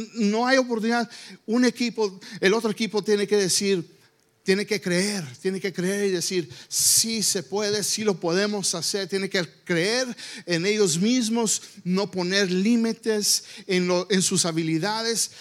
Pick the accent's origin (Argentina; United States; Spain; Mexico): United States; Spanish is a second language; yo nací aquí en los Estados Unidos